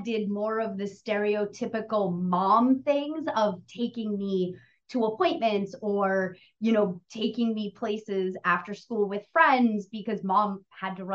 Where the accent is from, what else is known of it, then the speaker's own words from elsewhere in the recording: New England, United States; moved away as an adult; also born or lived in Boston / Los Angeles; I grew up in New England, was in school in Boston. I left home 2 months after I graduated college. I drove across country to Los Angeles